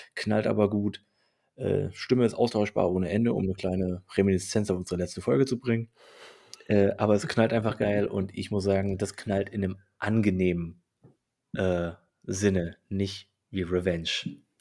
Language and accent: German; Saxony, Germany; aus meiner Heimat Sachsen, allerdings aus Chemnitz